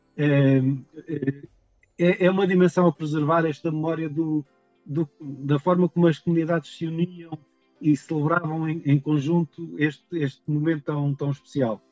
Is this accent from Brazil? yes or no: no; São Roque do Faial, Madeira, Portugal; Eu sou de uma freguesia rural da Madeira